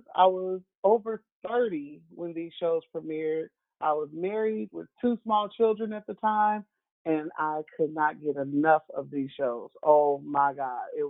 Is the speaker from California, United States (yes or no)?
yes; San Diego, California, United States; I'm from San Diego